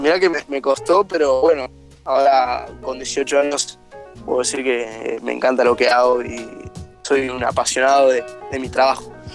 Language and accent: Spanish; Bella Vista, Buenos Aires Province, Argentina; Yo soy de Bellavista, de, que a 40 kilómetros de Buenos Aires